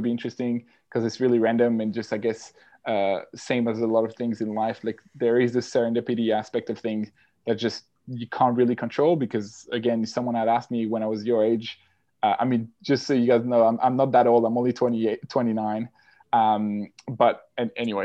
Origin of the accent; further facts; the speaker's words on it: French-speaking Switzerland, Geneva area, Switzerland; English is a second language; moved away as an adult; also born or lived in Australia; now in London, United Kingdom; I'm originally from Switzerland, the French-speaking side of Switzerland, so Geneva area.